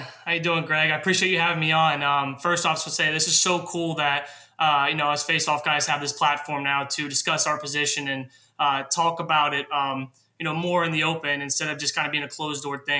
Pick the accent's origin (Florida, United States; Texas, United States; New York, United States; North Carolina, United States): North Carolina, United States; Raleigh; growing up in Raleigh, North Carolina, obviously it's not, you know, the hotbed of lacrosse, but it's growing.